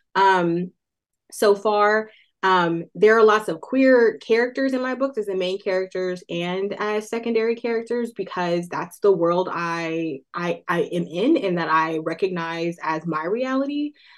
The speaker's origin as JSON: {"language": "English", "town": "Oakland", "region": "California", "country": "United States", "tie": "born or raised there", "said": "Oakland, California, which is my hometown"}